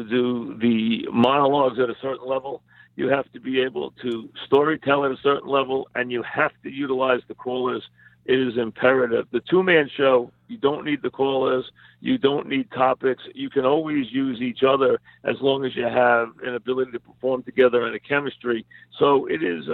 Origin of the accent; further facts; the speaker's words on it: New York, United States; accent: New York; I've never tried to lose my New York accent